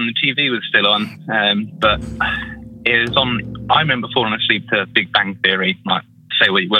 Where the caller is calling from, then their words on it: United Kingdom; from UK.